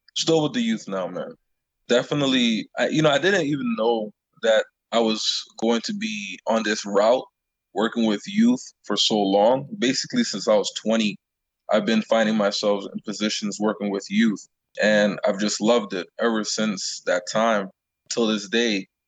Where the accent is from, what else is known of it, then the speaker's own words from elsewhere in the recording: Long Island, New York, United States; moved away as an adult; also born or lived in Canada; I grew up in Long Island